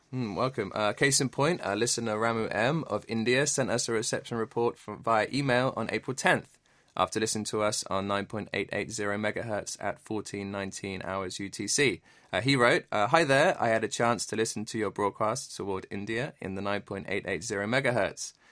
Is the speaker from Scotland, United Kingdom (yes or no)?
no; Bournemouth, South West England, United Kingdom; moved away as an adult; also born or lived in London; now in Korea; I was born in a beautiful town on the south coast. It's called Bournemouth